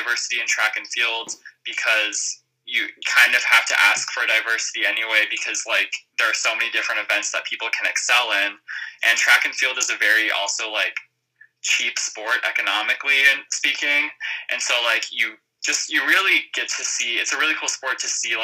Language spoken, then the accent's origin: English; Montana, United States; moved away as an adult; also born or lived in Minneapolis, Minnesota; now in Colorado, United States; I grew up in Montana